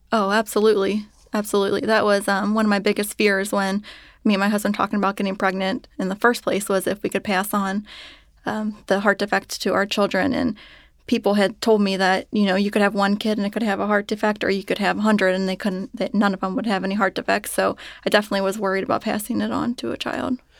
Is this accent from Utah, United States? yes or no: no; Cincinnati, Ohio, United States; I was born and raised in Cincinnati